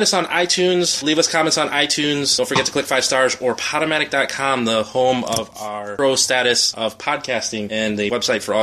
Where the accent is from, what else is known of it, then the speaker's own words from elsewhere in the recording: Philippines; moved away; I'm from the Philippines